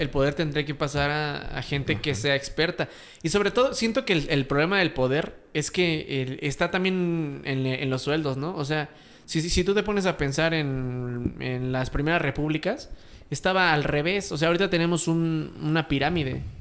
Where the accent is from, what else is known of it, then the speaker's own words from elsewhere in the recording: Mexico; ¿Crees que nosotros como mexicanos en democracia podamos existir bien?